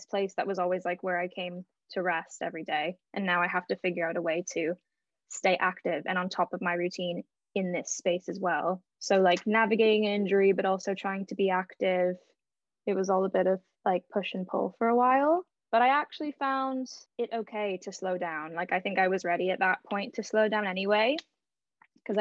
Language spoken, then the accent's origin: English; Canada; now in London, United Kingdom; I am Canadian